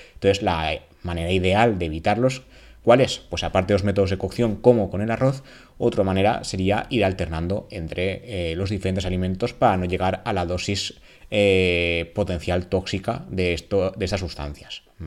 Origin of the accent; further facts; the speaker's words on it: Valencian Community, Spain; en la comunidad valenciana